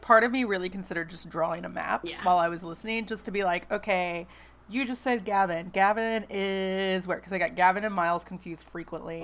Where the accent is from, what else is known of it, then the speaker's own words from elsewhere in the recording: West Memphis, Arkansas, United States; my hometown, which is West Memphis